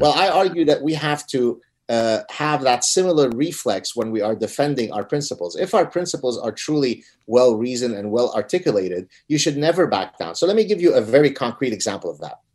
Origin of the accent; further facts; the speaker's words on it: Lebanon; moved away; I come from Lebanon. We're Lebanese Jews who escaped execution in Lebanon because of our heritage.